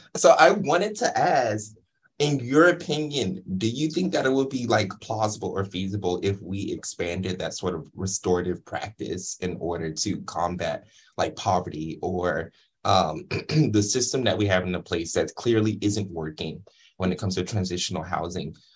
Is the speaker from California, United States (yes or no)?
yes; Inglewood, California, United States; I'm actually from Inglewood, California